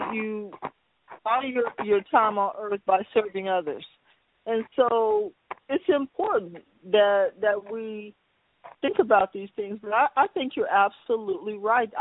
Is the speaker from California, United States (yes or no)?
yes; Fresno, California, United States; I was born in Fresno and raised here mostly